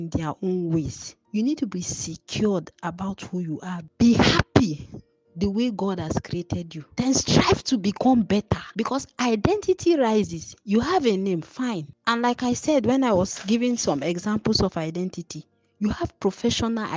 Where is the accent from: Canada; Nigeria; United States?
Nigeria; when you are a born, bred, and toasted Nigerian like I am, my national identity is I am a Nigerian